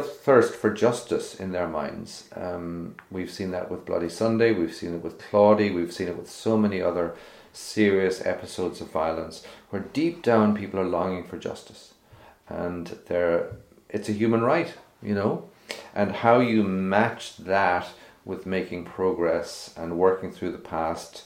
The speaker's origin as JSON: {"language": "English", "town": "Cork", "region": "Munster", "country": "Ireland", "tie": "born or raised there", "moved": "yes", "lives_now": "Northern Ireland", "said": "I grew up in Cork"}